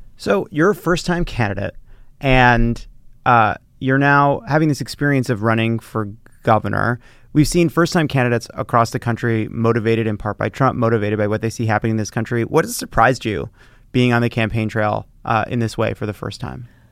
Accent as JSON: {"language": "English", "region": "New York", "country": "United States", "tie": "born or raised there", "said": "I was born and raised in New York"}